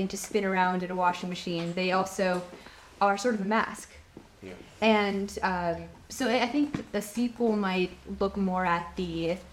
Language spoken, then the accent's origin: English; Pennsylvania, United States; moved away; where I grew up in Pennsylvania, I'm only maybe 30 or 40 minutes away from Lake Erie